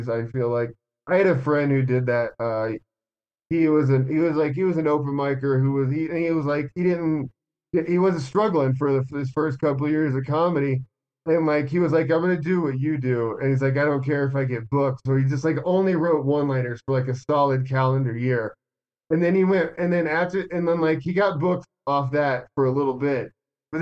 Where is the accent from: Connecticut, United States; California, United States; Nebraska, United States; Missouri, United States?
Nebraska, United States; Omaha; moved away as an adult; now in Denver, United States; I was from Omaha